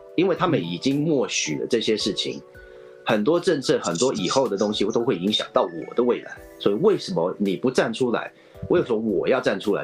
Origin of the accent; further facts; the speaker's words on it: United States; now in Taiwan; 像我是美民，美，美国长大的嗯。我受过教育，我受过美国教育跟他们的文化洗礼